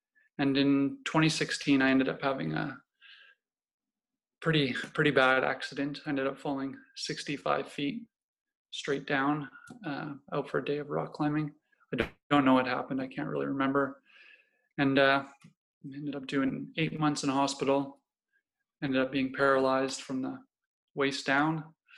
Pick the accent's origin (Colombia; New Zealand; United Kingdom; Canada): Canada; Yeah, so I grew up all over Canada, really. My father was in the Canadian Forces at the time, in the Air Force, so that got us to moving all over the place